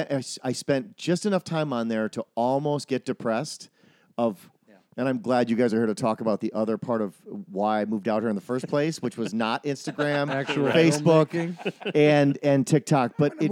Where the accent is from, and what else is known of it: Wisconsin, United States